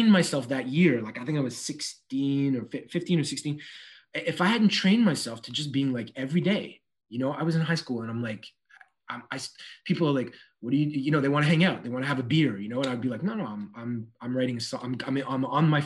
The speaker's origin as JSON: {"language": "English", "town": "Montreal", "region": "Quebec", "country": "Canada", "tie": "born or raised there", "said": "this goes way back in NDG, back in the NDG days"}